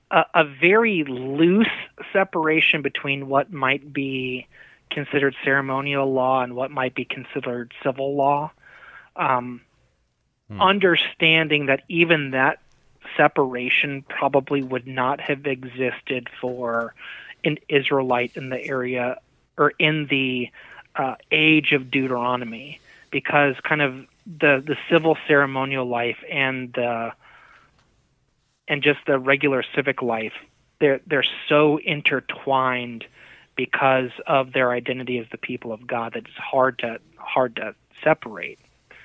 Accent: United States; as American Christians in the 2020s

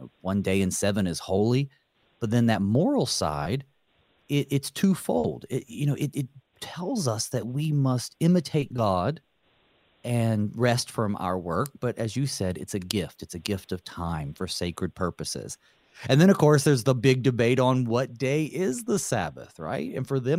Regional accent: the South, United States; I grew up down south and we had the blue laws too

